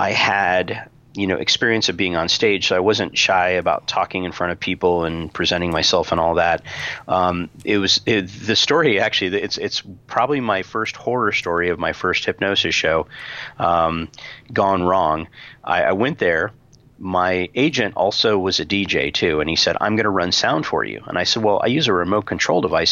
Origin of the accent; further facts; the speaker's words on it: Tucson, Arizona, United States; when I got back to Tucson, my hometown